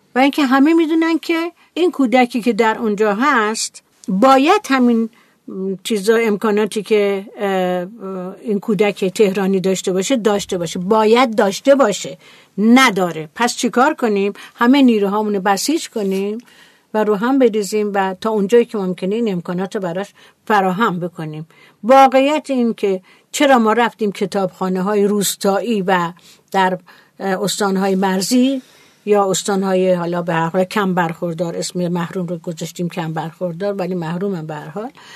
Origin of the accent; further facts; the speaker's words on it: Iran; ما ایرانی هستیم